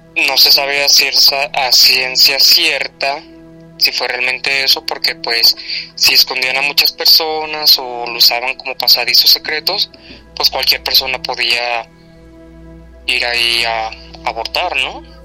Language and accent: Spanish; Guadalajara, Jalisco, Mexico; soy de Guadalajara, Jalisco.